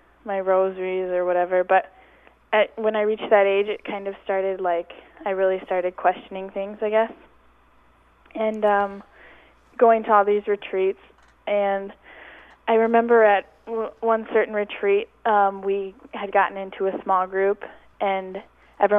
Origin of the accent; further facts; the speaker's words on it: Crosby, Minnesota, United States; also born or lived in Atchison, Kansas; I'm from Crosby, Minnesota, northern Minnesota